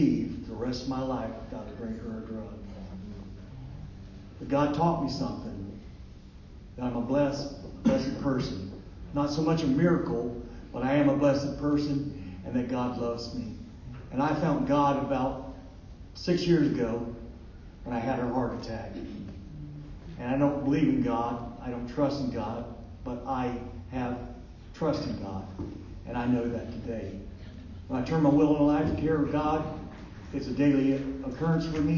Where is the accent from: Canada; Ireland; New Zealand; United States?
United States; Dayton, Ohio; I'm from Dayton, Ohio.